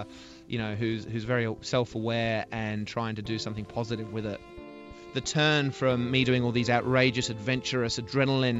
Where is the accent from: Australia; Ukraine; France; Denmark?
Australia; Sydney, New South Wales; I'm from Sydney, so I ended up in Melbourne, a different city